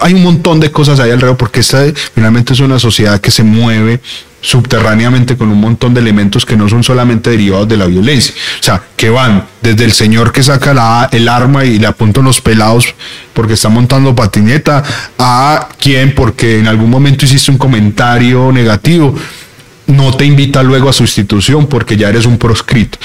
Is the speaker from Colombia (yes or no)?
yes; Colombia; encerrarnos como colombianos